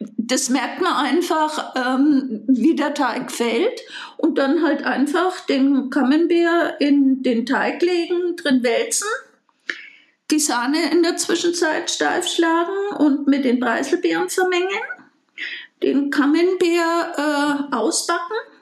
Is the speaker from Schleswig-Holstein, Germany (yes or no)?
no; Bayreuth, Bavaria, Germany; ich bin gebürtige Bayreutherin